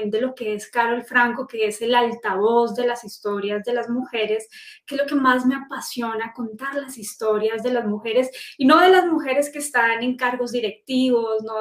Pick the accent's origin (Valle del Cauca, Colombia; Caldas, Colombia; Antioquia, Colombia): Caldas, Colombia; Manizales; moved away as an adult; now in Bogotá, Colombia; Yo soy de la región cafetera de Colombia, de Manizales. Ahí viví hasta los 21 años, me gradué de la Universidad Nacional, fui a, colegio público, a universidad pública y luego vengo a, Bogotá a estudia